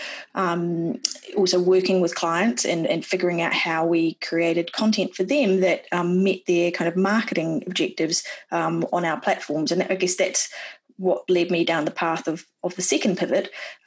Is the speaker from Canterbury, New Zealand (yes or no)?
no; Wellington, New Zealand; moved away as an adult; also born or lived in New York; my hometown of Wellington in New Zealand